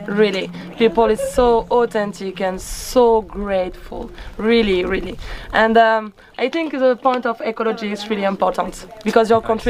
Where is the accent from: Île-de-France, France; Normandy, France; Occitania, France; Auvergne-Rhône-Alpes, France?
Occitania, France; Toulouse; English is a second language; I'm from France, yeah, in the south, Toulouse